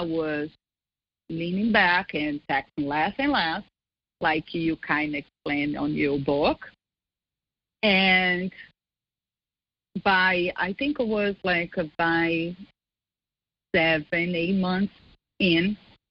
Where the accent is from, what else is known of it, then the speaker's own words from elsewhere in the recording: Brazil; also born or lived in Scottsdale; now in United States; I was back to my country to see my family